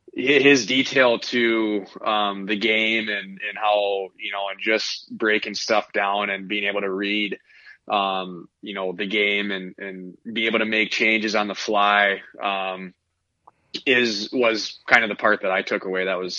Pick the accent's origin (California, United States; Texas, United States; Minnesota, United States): Minnesota, United States; Both my parents are from Iowa, so they had no idea what hockey was. And so when they moved up to Minnesota, they actually started me off with skating lessons.